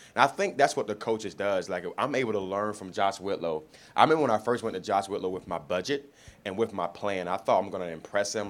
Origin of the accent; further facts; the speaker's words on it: Miami, Florida, United States; moved away; I'm originally from Miami, Florida